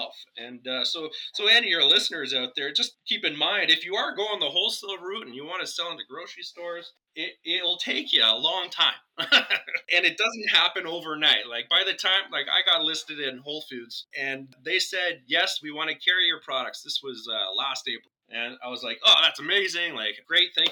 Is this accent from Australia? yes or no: no; Canada; I'm Canadian.